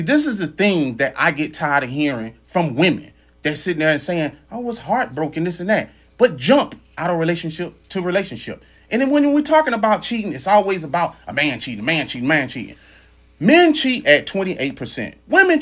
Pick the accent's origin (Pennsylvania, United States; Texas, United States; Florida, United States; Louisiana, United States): Louisiana, United States; I grew up in Louisiana.